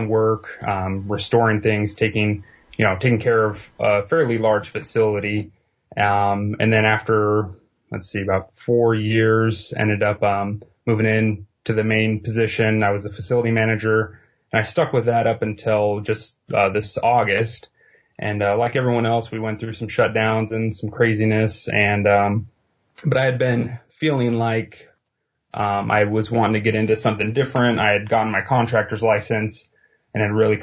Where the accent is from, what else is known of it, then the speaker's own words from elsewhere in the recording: Eastern Washington, United States; born and raised mostly in Eastern Washington